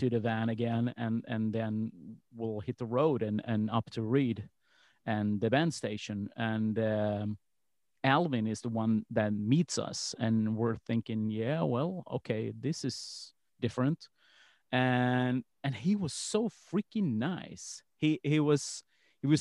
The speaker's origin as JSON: {"language": "English", "town": "Malmö", "region": "Skåne", "country": "Sweden", "tie": "born or raised there", "said": "I grew up in Malmo"}